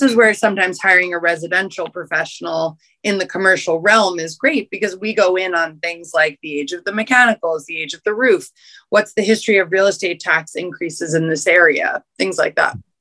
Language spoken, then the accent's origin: English; New York City, New York, United States; I was raised in Union Square. I'm a native New Yorker.